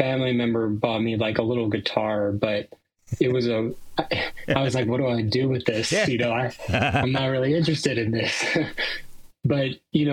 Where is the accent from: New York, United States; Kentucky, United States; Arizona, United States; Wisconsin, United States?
New York, United States; New York City; also born or lived in Bushwick; now in Philadelphia, United States; I'm originally from Brooklyn, New York